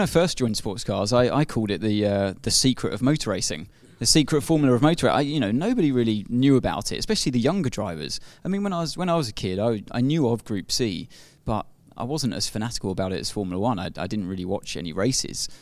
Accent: United Kingdom; being a Brit myself

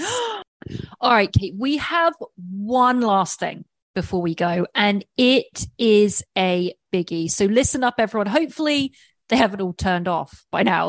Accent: England, United Kingdom; moved away; being English

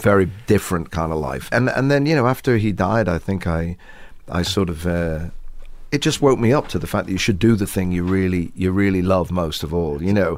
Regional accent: England, United Kingdom; Maybe we're English

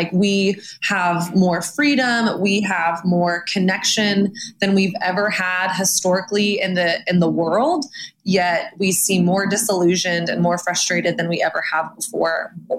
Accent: Texas, United States; also born or lived in Los Angeles; now in New York, United States; I've lived in LA. I'm from Texas.

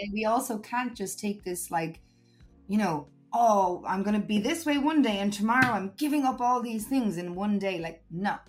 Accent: Ireland; moved away as an adult; also born or lived in Uganda; now in Spain; I miss my home country

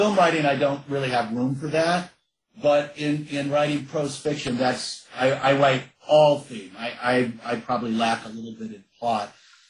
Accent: San Fernando Valley, California, United States; I grew up in the San Fernando Valley

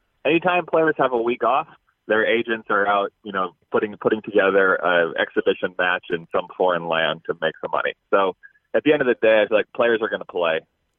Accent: Rochester, Minnesota, United States; she cuts me into my hometown population, 80,000 people.

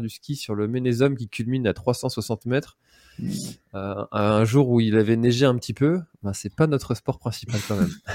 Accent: Brittany, France; en tant que, en tant que breton

